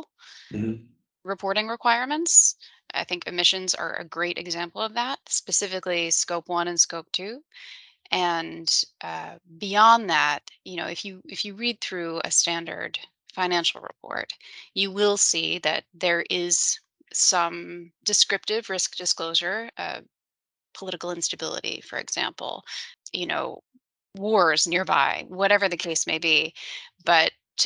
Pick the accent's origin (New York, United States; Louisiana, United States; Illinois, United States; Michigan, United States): Louisiana, United States; New Orleans; I'm from New Orleans.